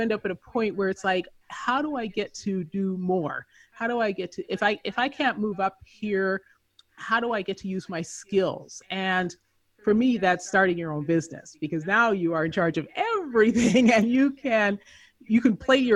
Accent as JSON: {"language": "English", "country": "Canada", "tie": "born or raised there", "also_born_or_lived": "Southern California / Philippines / Colombia / Chile", "moved": "as an adult", "said": "I grew up in Canada, so I joined the Canadian Foreign Service"}